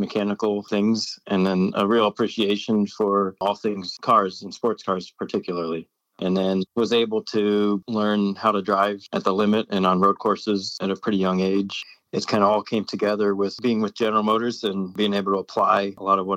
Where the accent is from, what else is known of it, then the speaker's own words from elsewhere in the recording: Central Ohio, United States; moved away as an adult; I grew up near Mid-Ohio, so have that background of a racetrack about an hour away, a really good racetrack